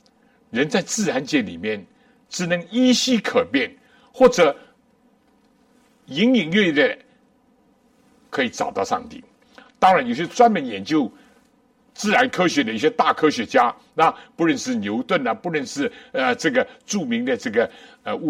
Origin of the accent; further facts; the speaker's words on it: China; 书展也好，书也好，这是近代人，我们中国人尤其都非常熟悉的。